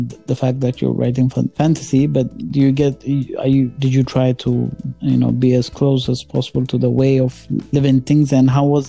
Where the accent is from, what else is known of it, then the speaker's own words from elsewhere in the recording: Ethiopia; moved away; I'm originally from Ethiopia